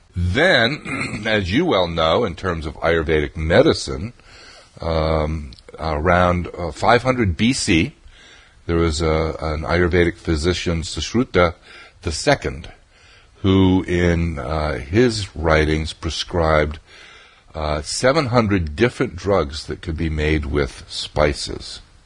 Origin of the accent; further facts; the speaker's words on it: New England, United States; also born or lived in Vermont; I grew up in New England